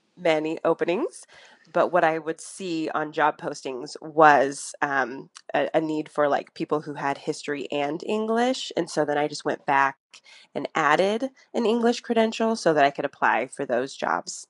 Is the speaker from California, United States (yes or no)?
yes; Northern California, United States; moved away as an adult; now in Los Angeles, United States; I'm actually from Northern California, and my dad still works in that area